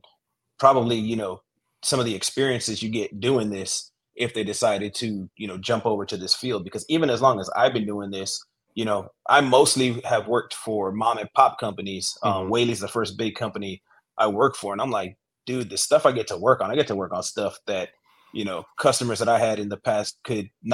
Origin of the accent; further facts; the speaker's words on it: outside of Orlando, Florida, United States; moved away as an adult; also born or lived in Lynchburg, Virginia; now in Greenville, United States; I'm originally from Florida, from outside of Orlando